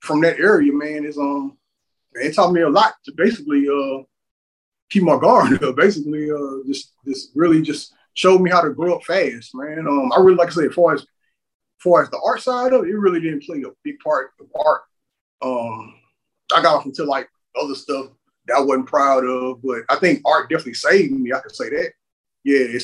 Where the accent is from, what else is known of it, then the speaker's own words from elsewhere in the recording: Houston, Texas, United States; growing up in on the side of Houston that I'm from, which is called the SWAT